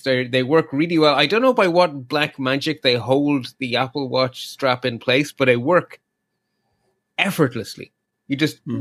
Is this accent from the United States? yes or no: no; Ireland; I, as an Irish person